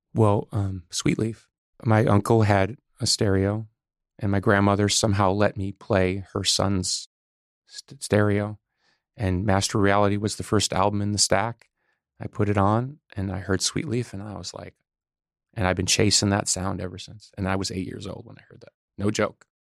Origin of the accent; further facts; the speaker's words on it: Chicago, Illinois, United States; We're from Chicago